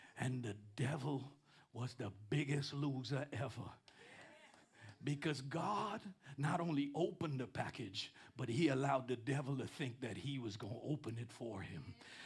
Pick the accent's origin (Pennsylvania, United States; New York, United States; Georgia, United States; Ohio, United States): New York, United States; New York City; I'm from Queens too